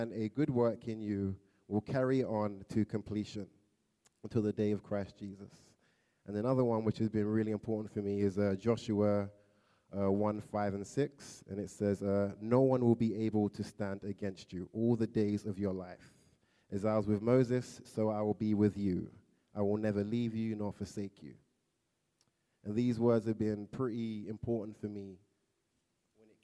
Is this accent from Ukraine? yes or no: no; London, United Kingdom; moved away as an adult; now in United States; From London, England. You probably can tell by my accent, it's a bit different.